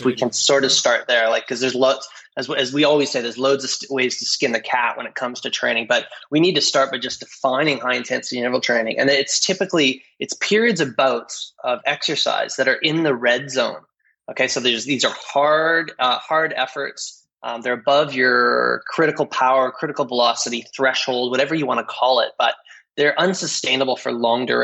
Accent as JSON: {"language": "English", "country": "Canada", "also_born_or_lived": "Australia / New Zealand", "moved": "as an adult", "said": "as a Canadian"}